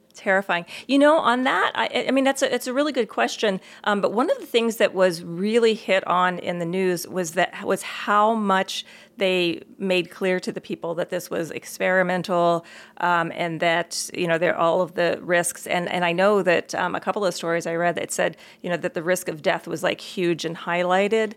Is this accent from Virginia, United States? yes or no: no; Maryland, United States; moved away; when I grew up back in Maryland, I went to the Montgomery County Public Schools